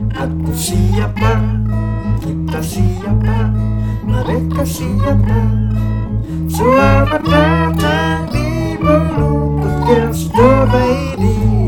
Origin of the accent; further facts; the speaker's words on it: Pangkep, South Sulawesi, Indonesia; kita ini orang pangkep